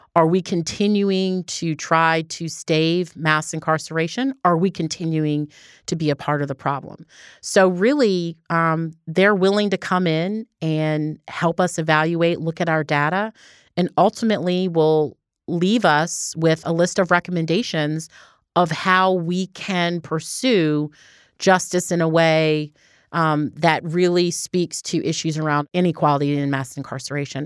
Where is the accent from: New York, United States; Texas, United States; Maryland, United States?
Maryland, United States; Baltimore; now in Georgia, United States; my hometown's Baltimore